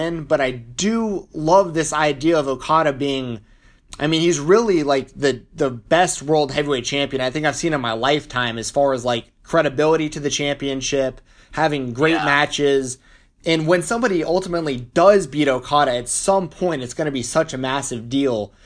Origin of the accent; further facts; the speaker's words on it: Atlanta, Georgia, United States; I'm from Atlanta, Georgia